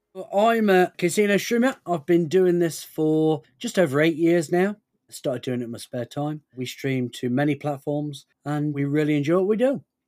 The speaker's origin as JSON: {"language": "English", "country": "United Kingdom", "said": "We're British"}